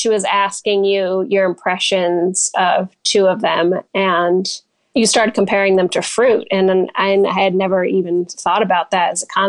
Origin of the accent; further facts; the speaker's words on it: New Jersey, United States; also born or lived in New York; now in Michigan, United States; I'm actually originally from New Jersey